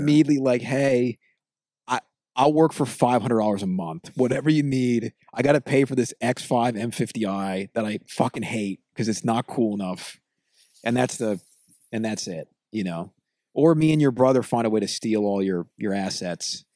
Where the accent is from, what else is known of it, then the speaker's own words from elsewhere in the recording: United States; we're two American pig people